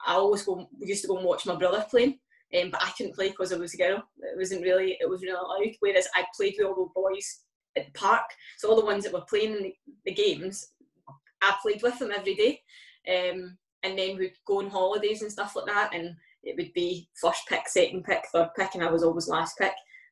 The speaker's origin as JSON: {"language": "English", "region": "Scotland", "country": "United Kingdom", "lives_now": "England", "said": "since I moved down from Scotland initially when I went to Arsenal"}